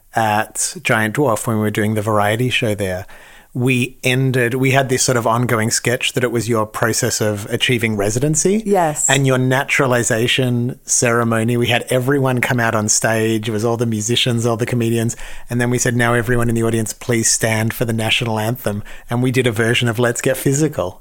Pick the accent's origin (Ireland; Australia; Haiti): Australia; now in Los Angeles, United States; I'm Australian